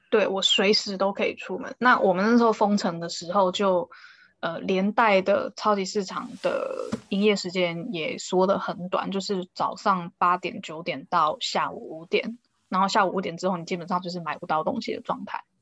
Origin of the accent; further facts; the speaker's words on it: Taiwan; 我们台湾人